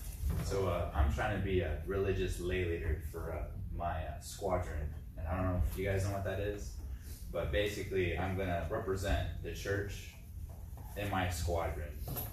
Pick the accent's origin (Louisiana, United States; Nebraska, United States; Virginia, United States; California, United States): Nebraska, United States; moved away; I'm from Nebraska.